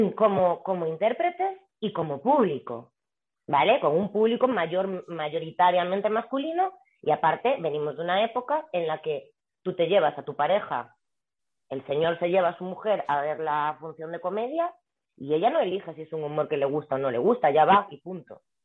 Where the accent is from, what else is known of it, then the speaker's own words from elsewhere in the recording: Galicia, Spain; also born or lived in Vigo; now in Madrid, Spain; yo que soy gallega